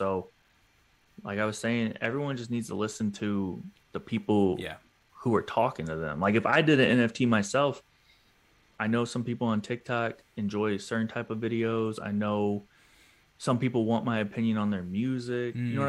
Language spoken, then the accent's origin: English; Atlanta, Georgia, United States; I want the drop to be 404 to start because I'm from Atlanta. That's our area code.